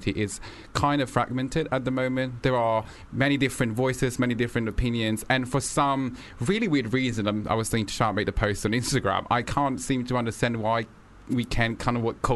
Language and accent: English; Italy; now in London, United Kingdom; I'm originally from Italy